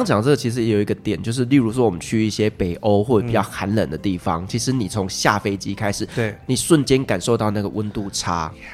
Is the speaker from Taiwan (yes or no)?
yes; Taiwan; 头发对我们台湾人来讲真的很重要